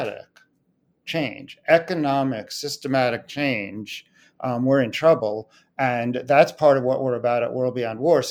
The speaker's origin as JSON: {"language": "English", "area": "Long Island", "region": "New York", "country": "United States", "moved": "yes", "lives_now": "Brooklyn, United States", "said": "because I'm from Long Island"}